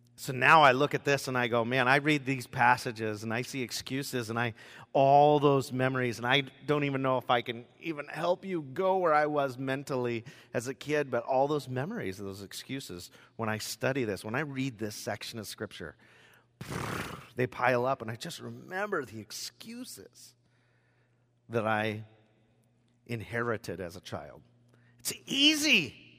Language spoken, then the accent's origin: English; Rochester, Washington, United States; also born or lived in Longview, Washington; at the age of four, I moved to Rochester, Washington, Southwest Olympia, a little area called Gate